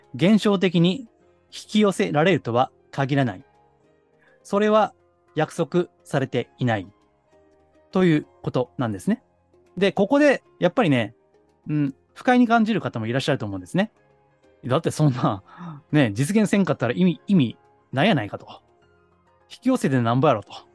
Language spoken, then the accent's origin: Japanese; Kansai, Japan; accent: Kansai dialect; 私、あの、関西人なんで